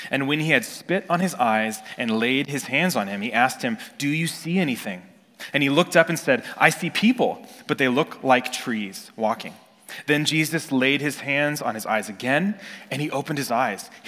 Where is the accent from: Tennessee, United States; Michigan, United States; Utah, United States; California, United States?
California, United States; I grew up in Northern California, and I'm looking and I see the trees and the Sierra Nevada mountains in the back